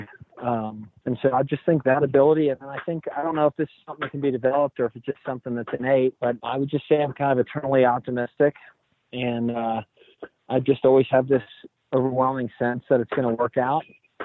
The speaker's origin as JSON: {"language": "English", "town": "Houston", "region": "Texas", "country": "United States", "moved": "as an adult", "lives_now": "New Orleans, United States", "said": "I'm from Houston originally, so being in New Orleans has really been nice to be close to home"}